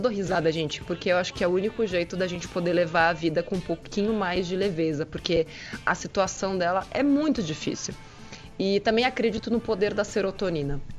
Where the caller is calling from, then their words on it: São Paulo, Brazil; sou de São Paulo. Estou aqui escutando vocês no carro, indo trabalhar.